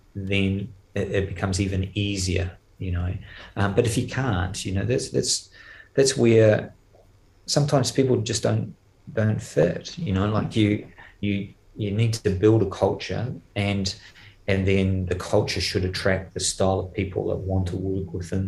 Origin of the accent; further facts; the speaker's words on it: New Zealand; moved away; being a Kiwi, I'm actually not so good at French and not so good at Flemish